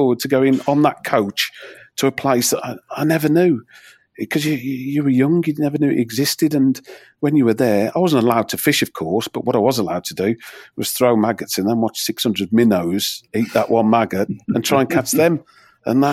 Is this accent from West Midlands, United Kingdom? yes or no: yes; Wolverhampton, West Midlands, United Kingdom; I was brought up in near Whip Marines